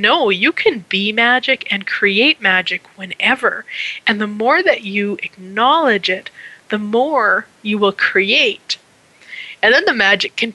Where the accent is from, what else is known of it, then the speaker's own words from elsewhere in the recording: Canada; being Canadian